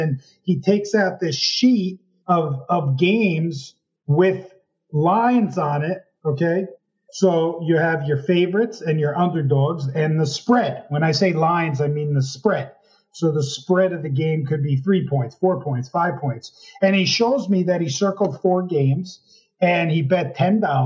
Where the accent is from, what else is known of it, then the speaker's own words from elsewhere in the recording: Park Ridge, New Jersey, United States; I grew up in Park Ridge, New Jersey, northern New Jersey, right outside, probably 40-minute drive outside New York City